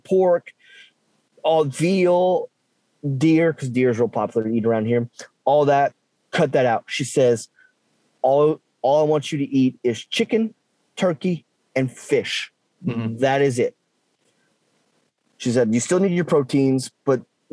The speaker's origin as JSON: {"language": "English", "region": "South Louisiana", "country": "United States", "tie": "born or raised there", "said": "growing up in South Louisiana, we have some type of meat protein every, at least every night for supper"}